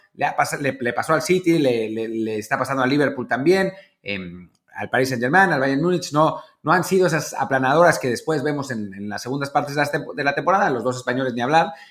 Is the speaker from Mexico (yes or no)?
yes; Mexico